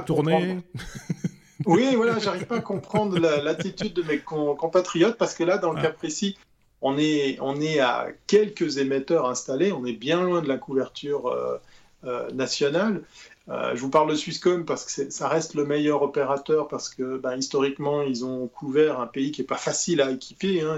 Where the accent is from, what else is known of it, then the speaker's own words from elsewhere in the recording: Switzerland; notre île, qui est la Suisse